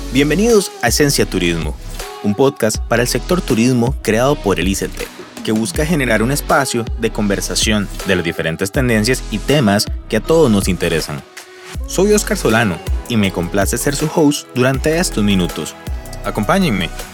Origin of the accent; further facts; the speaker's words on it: Costa Rica; nosotros como costarricenses